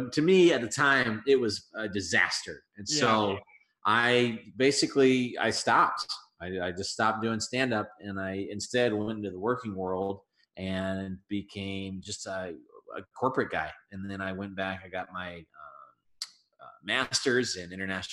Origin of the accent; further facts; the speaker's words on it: Colorado, United States; moved away as an adult; now in Chicago, United States; So I'm born and raised in Colorado, and I moved out here about 4.5 years ago to Chicago